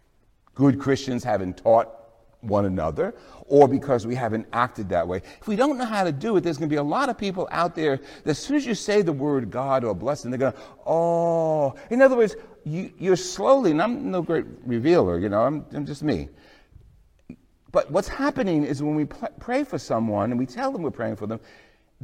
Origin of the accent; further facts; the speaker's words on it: New Jersey, United States; I'm from New Jersey